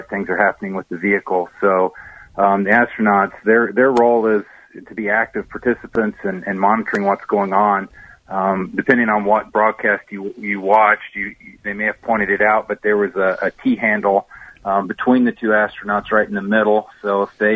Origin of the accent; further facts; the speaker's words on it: Lexington, Kentucky, United States; moved away; I grew up in Lexington and went to the University of Kentucky